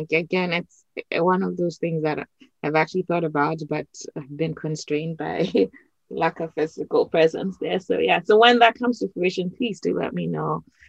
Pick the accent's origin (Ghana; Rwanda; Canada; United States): Ghana; someone stopped me and asked me where I was from. And I said, I was from Ghana.